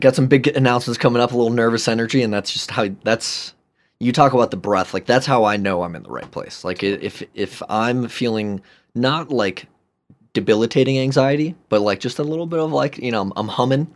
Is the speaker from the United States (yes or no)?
yes; Chicago, Illinois, United States; moved away as an adult; also born or lived in San Francisco; I grew up in Chicagoland, love Chicago